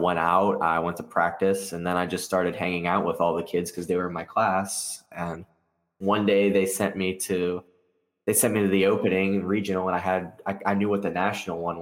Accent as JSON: {"language": "English", "region": "South Florida", "country": "United States", "said": "being from South Florida"}